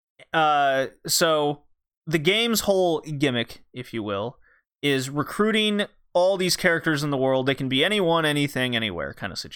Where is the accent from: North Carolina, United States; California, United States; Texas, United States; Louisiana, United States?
Texas, United States; I grew up in Texas.